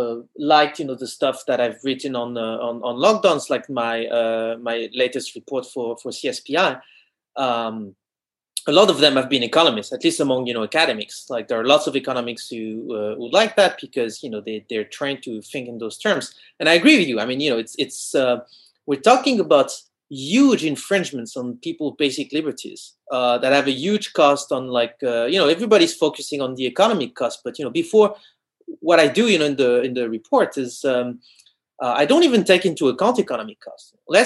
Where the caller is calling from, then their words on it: France; English is a second language; I'm talking from France, and here there's been for 2 months, there's been a curfew at 6 p.m.